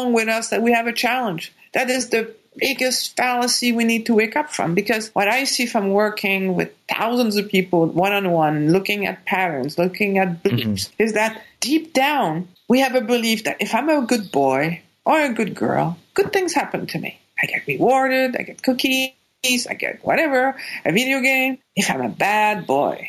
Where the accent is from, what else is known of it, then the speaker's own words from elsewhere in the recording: Quebec, Canada; English is a second language; moved away as an adult; I was born in Quebec